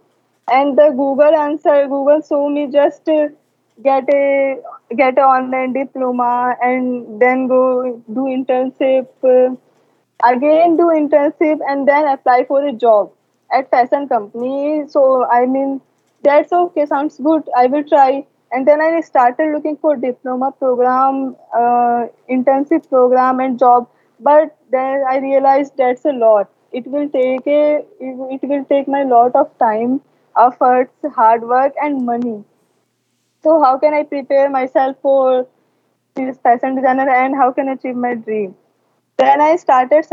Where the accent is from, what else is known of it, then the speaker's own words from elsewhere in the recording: India; I am from India